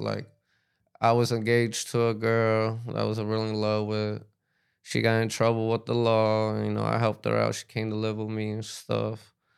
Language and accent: English; Miami, Florida, United States; also born or lived in New York / Peru; I grew up in Miami